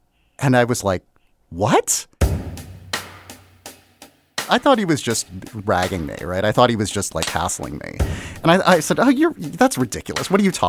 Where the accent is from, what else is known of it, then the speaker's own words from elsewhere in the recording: Chicago suburbs, Illinois, United States; I grew up in the Chicago suburbs, so I grew up in an area that was overwhelmingly white. And so in most cases, I was very accustomed to the idea that I was the only Asian kid in my class